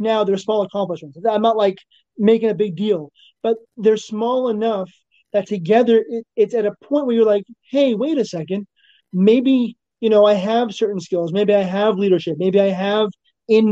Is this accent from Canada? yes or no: yes; Canada; moved away as an adult; also born or lived in New York, New Jersey, Connecticut area; now in New York area, United States; I was born and raised in Canada